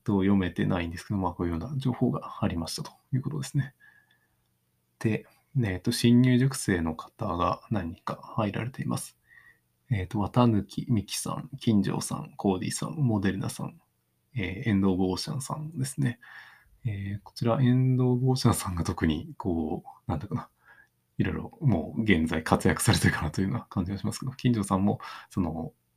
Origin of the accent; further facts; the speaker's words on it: Takaoka, Toyama, Japan; moved away; 自分の地元だと結構まだそういう、あの、まあ富山県の高岡市の田舎のところですけど